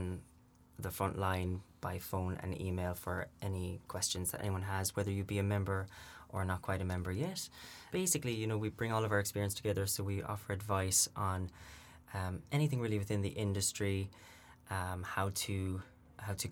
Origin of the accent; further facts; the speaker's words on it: Limerick, Munster, Ireland; moved away as an adult; now in London, United Kingdom; As you can probably hear from my voice, I'm from Limerick in the southwest of Ireland. So I've lived in London almost about 4 years now